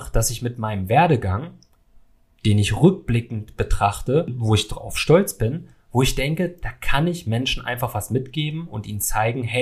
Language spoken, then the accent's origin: German; Salzgitter, Lower Saxony, Germany; Ich bin 1993 in Salzgitter aufgewachsen, ja, einer kleinen Stadt in Niedersachsen